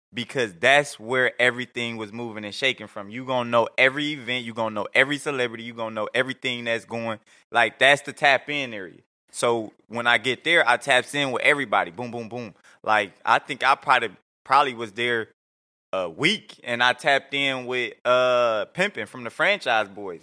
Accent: Detroit, Michigan, United States; now in Atlanta, United States; I'm out of Atlanta. I'm from Detroit

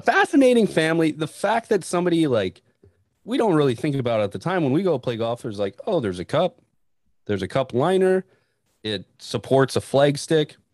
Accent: Northern Montana, United States; I grew up in Northern Montana, and we had seasons

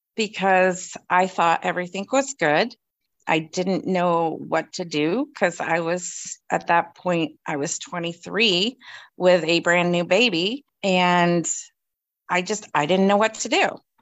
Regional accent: Newmarket, East of England, United Kingdom; born there; And I was actually born at the Newmarket Hospital because I was born over in England as well.

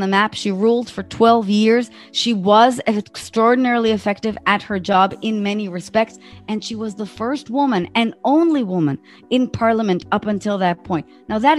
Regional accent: Israel; in my country, I'm from Israel

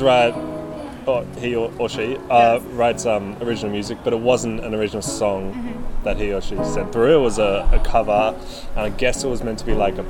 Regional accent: Bellingen, New South Wales, Australia; moved away as an adult; now in Newcastle, Australia; My family is in Bellingen, like, four hours north.

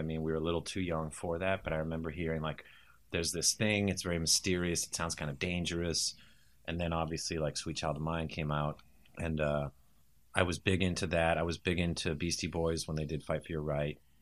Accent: United States; born or raised there; also born or lived in England

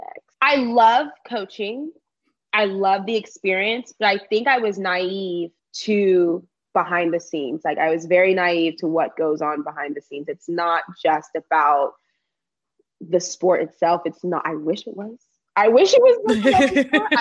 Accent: Texas, United States; accent: country

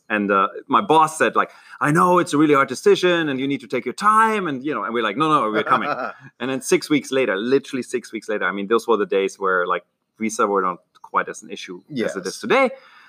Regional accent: Germany; accent: German; moved away as an adult; also born or lived in Berlin, Germany / London, United Kingdom; now in Silicon Valley, United States; I'm Franco-German. Like, my great-great-grandparents were French. I grew up in Germany, married a Brit, so that ended my stay in Germany when I was 28 or so.

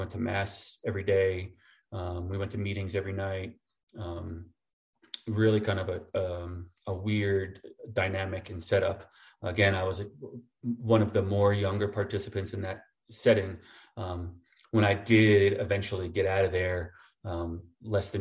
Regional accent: New Jersey, United States; moved away; also born or lived in upstate New York; I lived in Jersey growing up in North Jersey

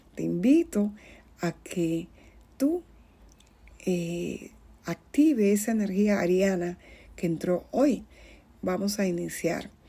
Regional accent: Dominican Republic; en mi tierra, que soy de la República Dominicana

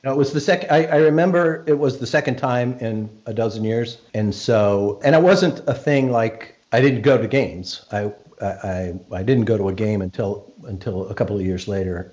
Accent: Arlington, Virginia, United States; I grew up in Arlington

